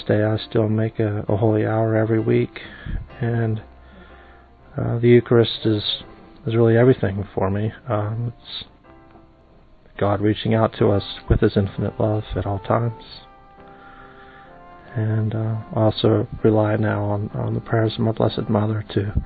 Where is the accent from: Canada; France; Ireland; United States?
United States; Washington, District of Columbia; I'm from Washington, D.C.